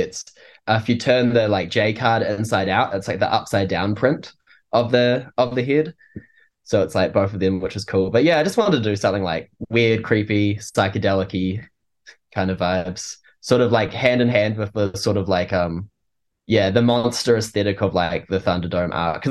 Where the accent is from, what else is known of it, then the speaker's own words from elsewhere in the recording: Wellington, New Zealand; here in Wellington, my hometown